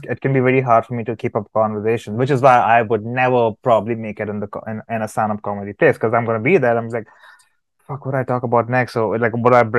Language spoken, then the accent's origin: English; United States; I grew up in America